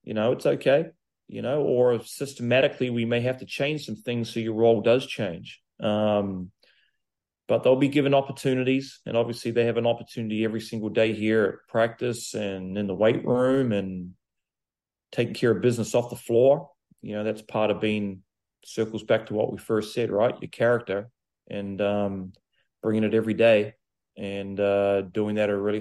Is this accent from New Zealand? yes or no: yes; New Zealand; now in Charlotte, United States; growing up in New Zealand, I lived on the farm